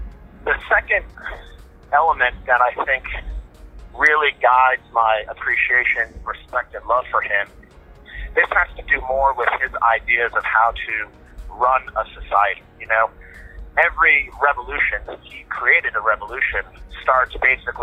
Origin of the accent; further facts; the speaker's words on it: the South of the United States, United States; I grew up in the United States